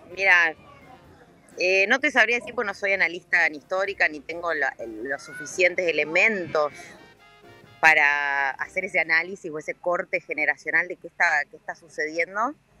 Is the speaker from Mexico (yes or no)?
no; Argentina; como argentinos y argentinas